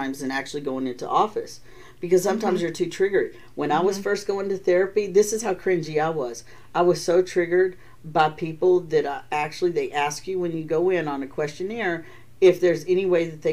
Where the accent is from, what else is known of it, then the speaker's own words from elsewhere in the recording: Texas, United States; moved away; I'm from Texas